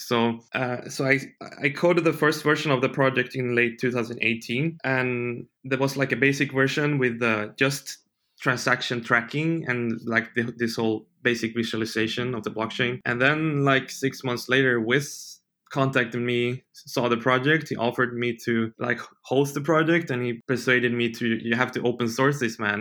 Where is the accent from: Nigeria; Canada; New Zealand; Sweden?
Sweden; moved away as an adult; I grew up in Sweden